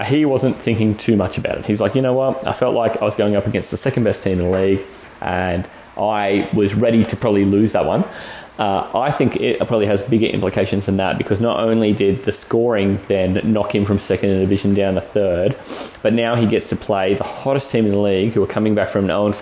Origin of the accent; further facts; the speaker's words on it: Australia; We're 100% Aussie